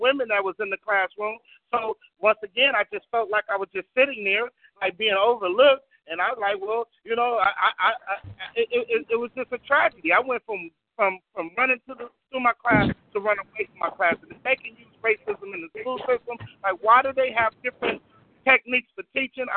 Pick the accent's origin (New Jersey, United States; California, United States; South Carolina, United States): California, United States; Compton; I was from Compton